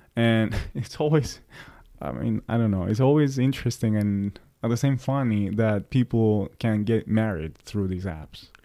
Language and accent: English; Greece; moved away as an adult; now in New York, United States; when I moved from Greece